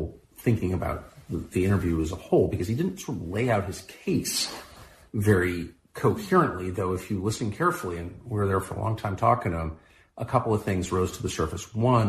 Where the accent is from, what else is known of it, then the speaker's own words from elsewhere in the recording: La Jolla, California, United States; I'm from La Jolla, California